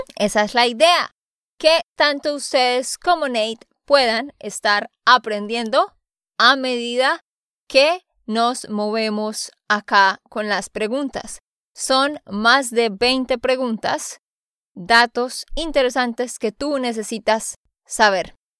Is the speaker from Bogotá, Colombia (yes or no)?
no; Santander, Colombia; de Santander, Colombia